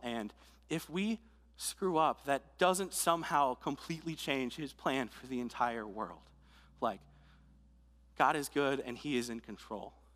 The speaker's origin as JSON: {"language": "English", "region": "Delaware", "country": "United States", "moved": "yes", "said": "I, I'm from Delaware, so about nine hours north of here"}